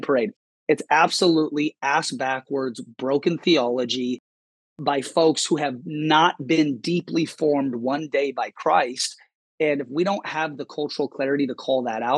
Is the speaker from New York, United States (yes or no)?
no; Seattle, Washington, United States; I grew up in Seattle